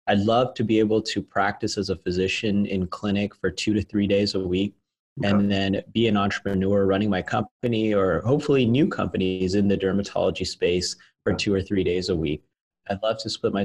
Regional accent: Las Vegas, Nevada, United States; my hometown where I originally started the company. We were doing well as a small business. I'm from Las Vegas.

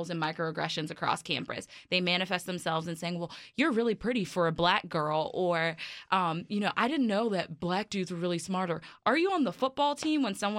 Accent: New York City, New York, United States; moved away; I grew up in Brooklyn

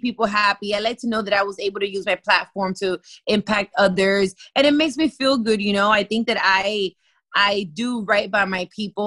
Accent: Miami, Florida, United States; I was born and raised here in Miami

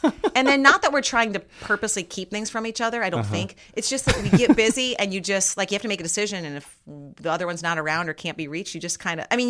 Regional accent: Iowa, United States; I'm from Iowa.

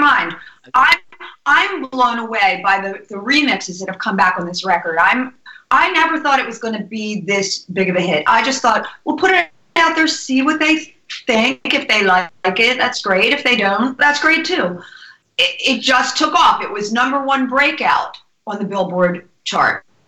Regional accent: New Jersey, United States; also born or lived in New York; I'm originally from New Jersey

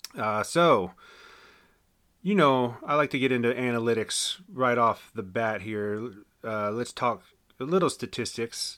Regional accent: Winchester, Virginia, United States; my hometown of Winchester

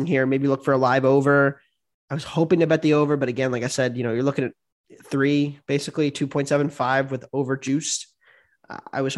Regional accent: United States; as an American

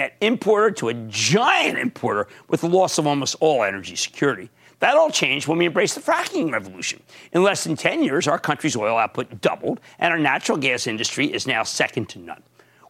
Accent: New Jersey, United States; Let's go to Joe, my home state of New Jersey.

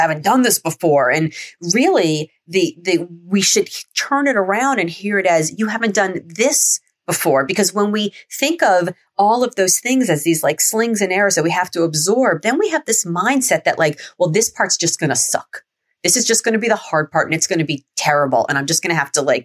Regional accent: Miami, Florida, United States; growing up in Miami

